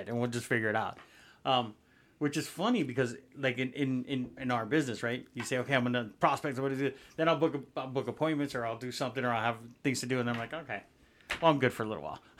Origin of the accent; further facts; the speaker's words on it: Miami, Florida, United States; Being from Miami